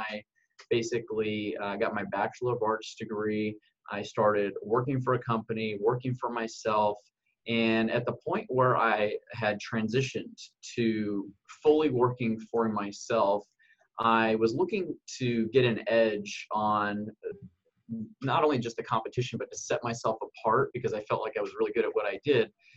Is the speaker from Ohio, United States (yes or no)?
no; Southern California, United States; moved away as an adult; now in Arizona, United States; I grew up in Southern California and went into the military at the age of 18